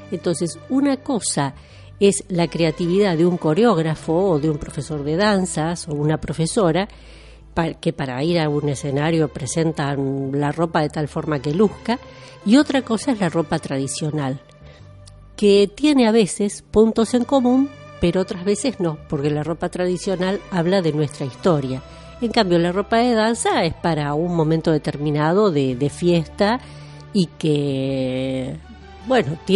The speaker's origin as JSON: {"language": "Spanish", "region": "Basque Country", "country": "Spain", "said": "No somos mejores, pero tampoco somos peores, no somos franceses, no somos españoles, tenemos con ellos en común lo mismo que puede tener un coreano, y bueno, esta era la idea, eh, un poco contar quiénes somos los vascos."}